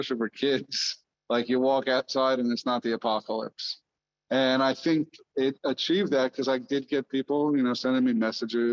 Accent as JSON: {"language": "English", "town": "New York City", "region": "New York", "country": "United States", "tie": "born or raised there", "said": "I grew up on 23rd Street and 2nd Avenue"}